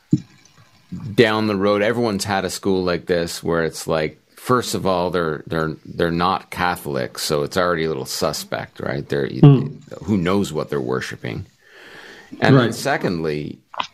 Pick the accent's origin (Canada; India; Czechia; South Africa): Canada; Brampton, Ontario; I grew up in the E section.